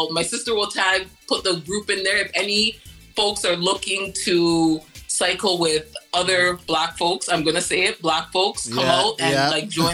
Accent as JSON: {"language": "English", "country": "Canada", "tie": "born or raised there", "said": "Unfortunately, Canada"}